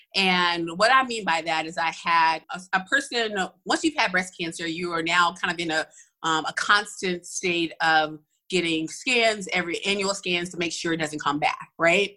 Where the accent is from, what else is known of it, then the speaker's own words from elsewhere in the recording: Atlanta, Georgia, United States; I am originally from Atlanta. So I'm at one of those few Atlanta natives